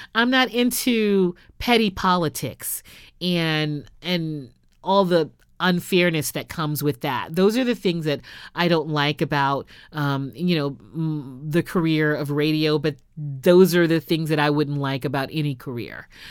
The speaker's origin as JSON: {"language": "English", "town": "Houston", "region": "Texas", "country": "United States", "tie": "born or raised there", "said": "I started my radio career off in my hometown of Houston"}